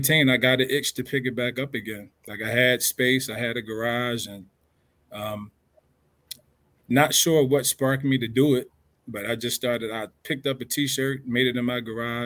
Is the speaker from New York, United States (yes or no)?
no; Philadelphia, Pennsylvania, United States; also born or lived in Trenton, New Jersey; now in Chicago, United States; So I'm originally from Philadelphia